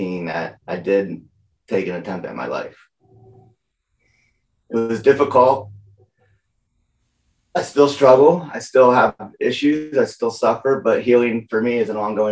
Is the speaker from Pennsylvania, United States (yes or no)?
yes; Lehigh Valley, Pennsylvania, United States; I grew up in Lehigh Valley, Pennsylvania